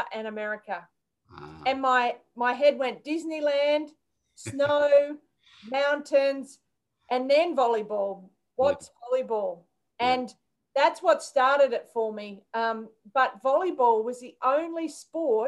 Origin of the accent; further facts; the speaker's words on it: Townsville, Brisbane, Queensland, Australia; We moved from Townsville to Brisbane.